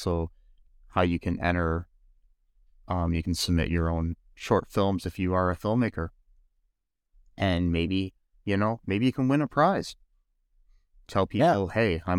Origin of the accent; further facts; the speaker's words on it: Toledo, Ohio, United States; I mean, I come from Toledo in Ohio, and Toledo's not necessarily that great of a city either.